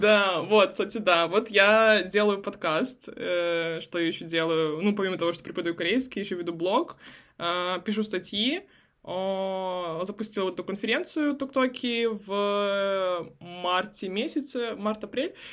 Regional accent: a small town near Khabarovsk, Khabarovsk Krai, Russia; moved away; also born or lived in Vladivostok / South Korea; я с Дальнего Востока, угу. я из маленького города под Хабаровском.

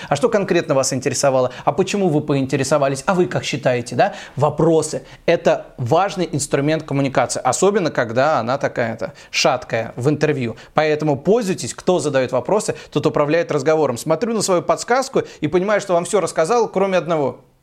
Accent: Tula, Tula Oblast, Russia; moved away; я из Тулы

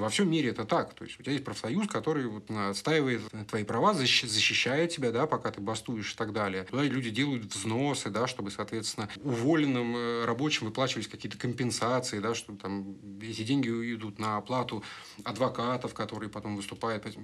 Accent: Moscow, Russia; мы с тобой из Москвы

